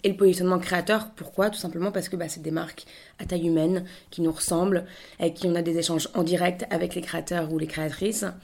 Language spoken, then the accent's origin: French; Paris, Île-de-France, France; moved away as an adult; now in Lille, France; J'ai 27 ans, j'ai grandi, je suis née, j'ai grandi à Paris, mais toute ma famille est originaire du, nord, de Lille. Et voilà, je suis, rentrée, je suis rentrée dans le nord du coup il y a deux ans